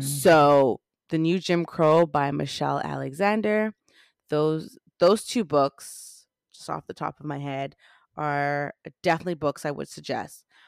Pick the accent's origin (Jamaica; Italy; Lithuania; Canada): Jamaica; I'm Jamaican.